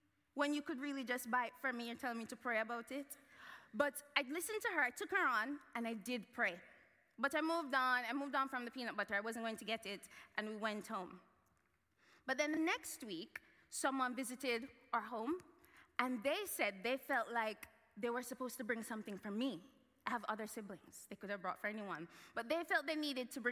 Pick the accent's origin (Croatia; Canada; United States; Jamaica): Jamaica; moved away; I grew up in Jamaica